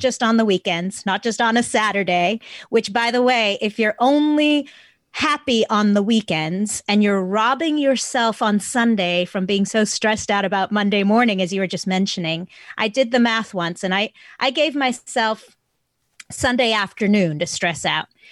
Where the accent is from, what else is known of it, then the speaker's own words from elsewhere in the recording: South Africa; moved away; I'm from South Africa originally